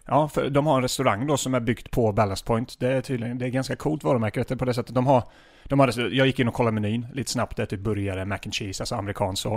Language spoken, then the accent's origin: Swedish; Småland, Sweden; now in Stockholm, Sweden; jag är från Småland från början